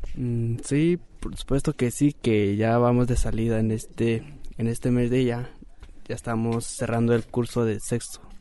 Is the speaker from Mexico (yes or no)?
yes; Ocota de la Sierra, Jalisco, Mexico; soy originario de Ocoto de la Sierra, municipio de Mezquití, Jalisco.